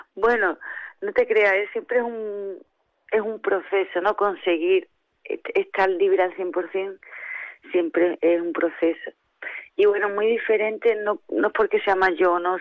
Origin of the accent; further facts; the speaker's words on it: Jimena de la Frontera, Andalusia, Spain; soy de Jimena de la Frontera